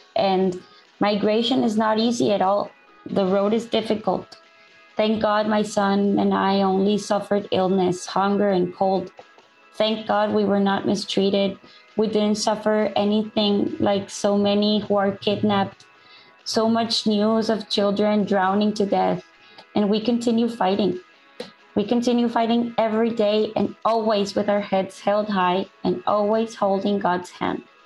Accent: El Salvador; moved away as an adult; now in Ciudad Juarez, Mexico; I came from El Salvador with, with my son

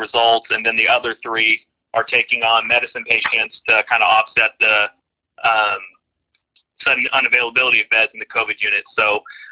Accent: Oklahoma, United States; moved away as an adult; also born or lived in Texas / Denver; I'm a Oklahoma native. Grew up here

